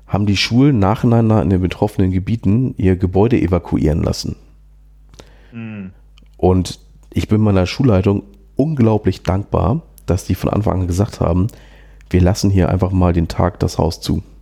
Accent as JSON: {"language": "German", "region": "Schleswig-Holstein", "country": "Germany", "said": "naja, ne, Flächenland halt, ich komme ja aus Schleswig-Holstein"}